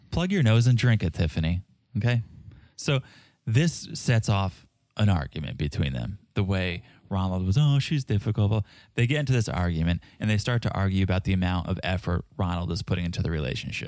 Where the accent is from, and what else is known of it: South Africa; accent: South African